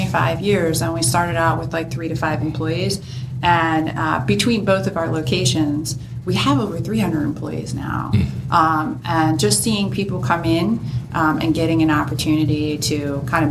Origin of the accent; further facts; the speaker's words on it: Delanco, New Jersey, United States; I'm from Delanco, New Jersey, born and raised in New Jersey.